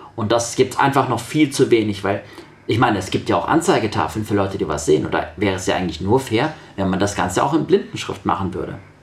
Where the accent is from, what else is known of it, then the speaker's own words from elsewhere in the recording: Sindelfingen, Baden-Württemberg, Germany; also born or lived in Kazakhstan / Böblingen; Ich komme aus Sindelfingen